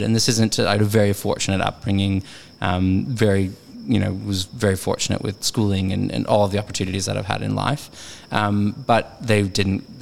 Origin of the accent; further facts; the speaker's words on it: Dallas, Texas, United States; moved away as an adult; also born or lived in Rome / northern Spain; now in Sydney, Australia; I grew up in the 90s in Dallas